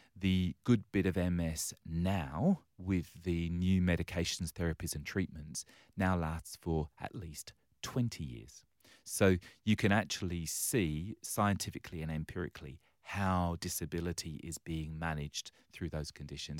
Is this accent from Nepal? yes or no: no; London, United Kingdom; now in Western Australia, Australia; I was born and raised on the wrong side of the railway tracks in London town.